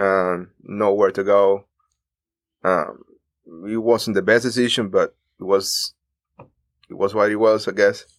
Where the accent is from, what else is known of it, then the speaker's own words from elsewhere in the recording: Cuba; moved away as an adult; now in United States; we are Cuban